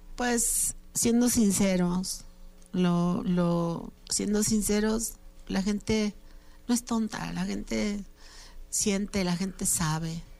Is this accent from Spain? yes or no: no; Argentina; now in Mexico; mi país, Argentina